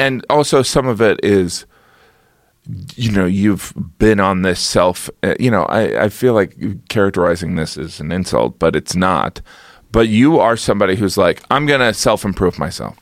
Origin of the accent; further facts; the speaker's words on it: United States; I am an American